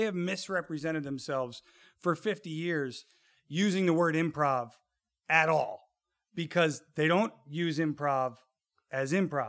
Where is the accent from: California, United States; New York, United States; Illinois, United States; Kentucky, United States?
Illinois, United States; Chicago; we grew up in the South Side of Chicago. Times were tough, right?